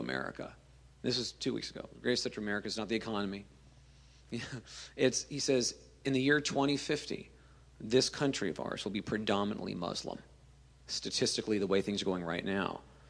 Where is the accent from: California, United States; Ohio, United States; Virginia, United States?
Virginia, United States; Virginia Beach; And I am from Virginia Beach